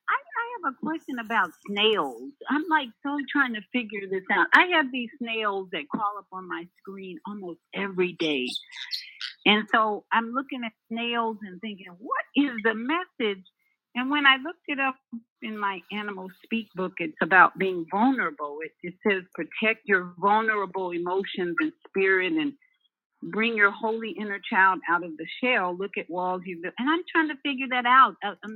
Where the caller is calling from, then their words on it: Orlando, Florida, United States; This is … in Orlando, Florida.